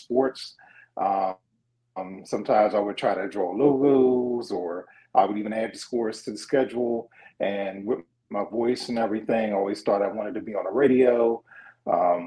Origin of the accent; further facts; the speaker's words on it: Philadelphia, Pennsylvania, United States; I'm from Philadelphia, from West Philly. For those familiar, kind of that's Cobbs Creek. So, okay. West Philly kid, just growing up, went to John Bartram High School in Southwest Philly